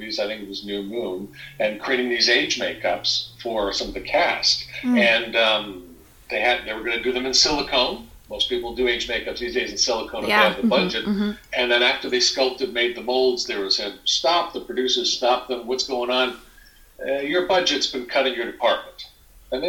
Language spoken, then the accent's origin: English; Alberta, Canada; I'm from Alberta.